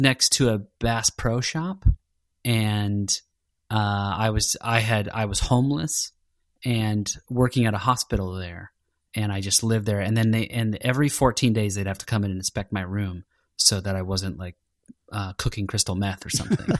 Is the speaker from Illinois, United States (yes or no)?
yes; Chicago, Illinois, United States; growing up in Chicago